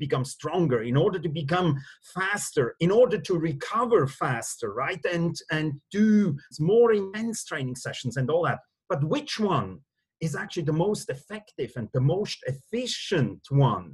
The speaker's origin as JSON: {"language": "English", "country": "Switzerland", "tie": "born or raised there", "also_born_or_lived": "Singapore / London", "moved": "as an adult", "said": "born and raised in Switzerland, and live again back home in Switzerland."}